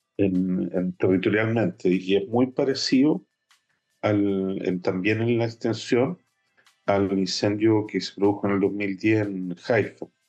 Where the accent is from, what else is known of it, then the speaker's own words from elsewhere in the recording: Chile; now in Israel; como comunidad chilena de Israel, de la cual los dos somos directivos